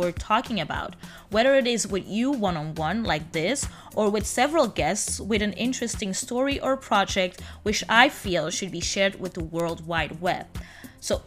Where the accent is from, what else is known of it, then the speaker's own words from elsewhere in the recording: Antwerp, Flanders, Belgium; now in Brussels, Belgium; I was born in Antwerp and am currently based in the European capital, Brussels